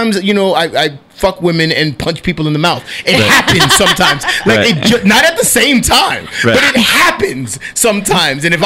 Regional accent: New York City, New York, United States; I'm a dude from Washington Heights, Manhattan.

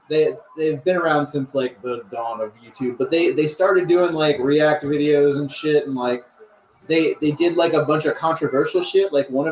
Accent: Brandon, Florida, United States; moved away; I'm from Tampa Bay

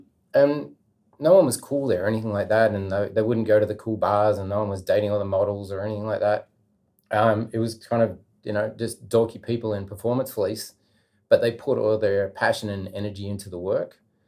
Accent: Australia; I'm coming from Australia and I want to work for free for a week.

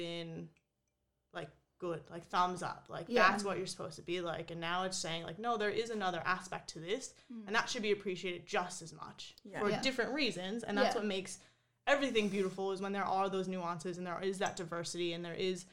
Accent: New Jersey, United States; moved away as an adult; now in Australia; I grew up in New Jersey, pretty close to New York

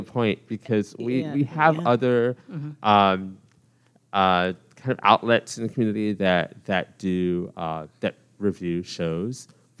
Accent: Dallas, Texas, United States; I'm from Dallas, Texas. I'm the playwright in residence at the Dallas Theater Center.

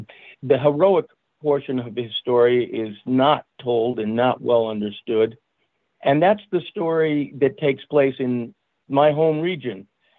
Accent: Saratoga Springs, New York, United States; I grew up in Saratoga in upstate New York, where Benedict Arnold is a bit of a local hero.

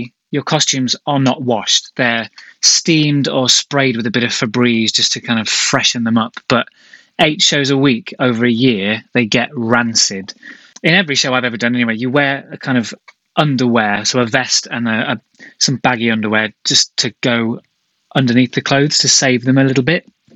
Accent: Derby, East Midlands, United Kingdom; now in London, United Kingdom; We were small town boys. Ed's from Macclesfield. I'm from Derby. We moved to London

